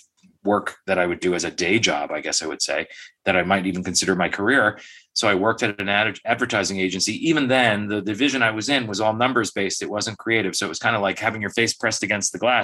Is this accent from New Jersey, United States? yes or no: yes; near Harrison, New Jersey, United States; in quite near my hometown, in Harrison, New Jersey